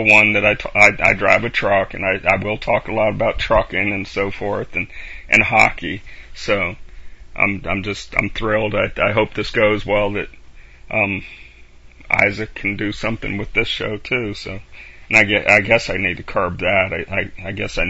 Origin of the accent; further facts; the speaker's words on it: Bumpass, Virginia, United States; I'm from Bumpass.